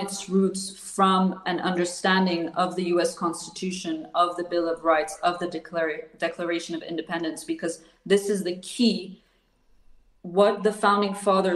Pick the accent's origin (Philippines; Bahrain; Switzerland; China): Switzerland; I'm not American. I'm sitting here in Switzerland for your viewers who don't know, I am Swiss and I'm based here